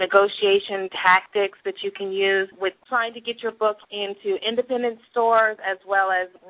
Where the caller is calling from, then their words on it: Tampa, Florida, United States; I'm calling from Tampa, Florida.